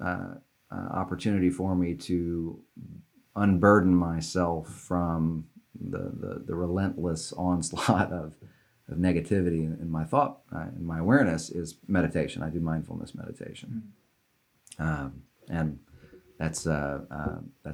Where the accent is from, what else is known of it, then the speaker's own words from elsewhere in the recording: Little Rock, Arkansas, United States; I was born in Little Rock, and I was one of four kids, and we were you know, wealthy white people in Little Rock.